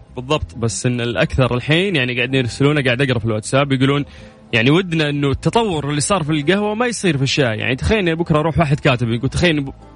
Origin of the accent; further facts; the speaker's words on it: Saudi Arabia; في المملكه العربيه السعوديه احنا الان الحمد لله في تركيز ترى على المزارع عندنا في الجنوب